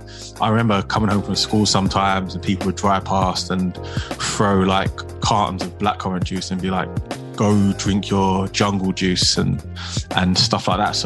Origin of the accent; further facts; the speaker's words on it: Essex, East of England, United Kingdom; I grew up in a place called Essex. It's just outside of London.